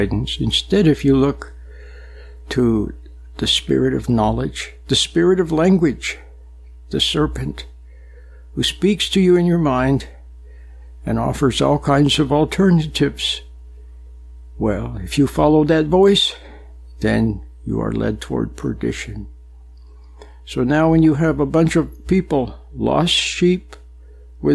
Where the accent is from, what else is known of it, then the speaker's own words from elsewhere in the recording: Utah, United States; Back in the 50s and 60s, I was growing up in Utah, a very nice place